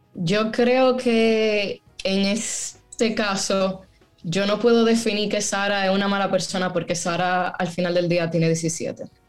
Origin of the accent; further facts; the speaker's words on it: Dominican Republic; yo nací en República Dominicana